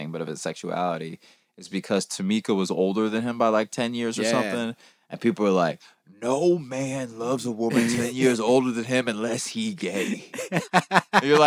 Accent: Georgia, United States; moved away as an adult; also born or lived in Los Angeles; I moved to LA in 2005. And that was like, I was from Georgia

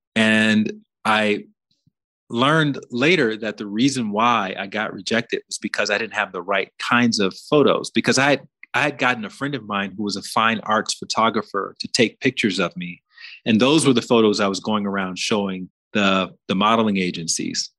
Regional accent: Alabama, United States; where I grew up in Alabama

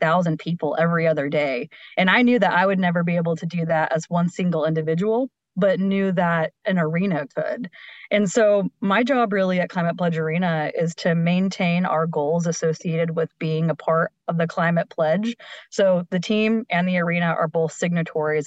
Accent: Oklahoma, United States; moved away; also born or lived in Maryland; I'm from Oklahoma, a very unsustainable state

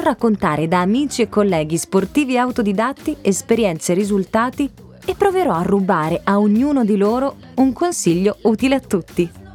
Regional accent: Sicily, Italy; Sono siciliana

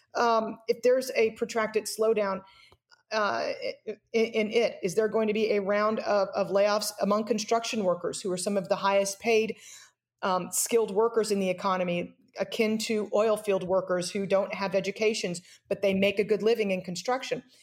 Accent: United States; as an American

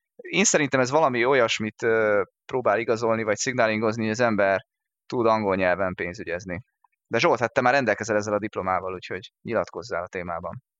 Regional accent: Hungary

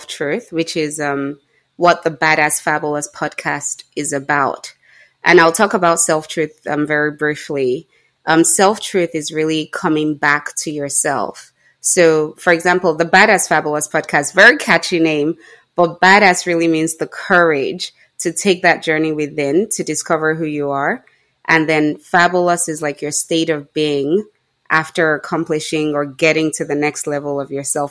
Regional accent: Nigeria; being Nigerian

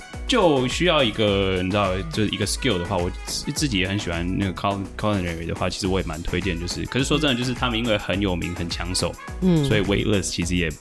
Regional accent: Taiwan; 我们台湾人的英文程度不差，

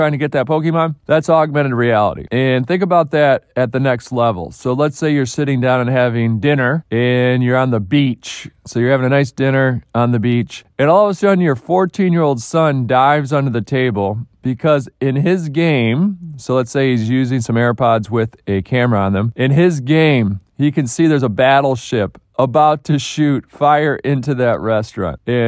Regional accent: Detroit, Michigan, United States; my hometown of Detroit

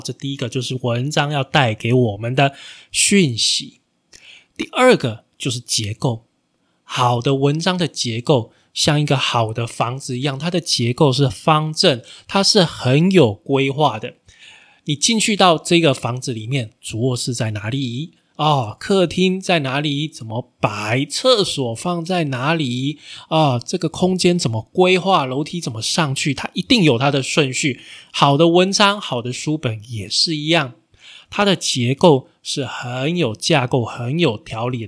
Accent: Taiwan; 身为台湾人

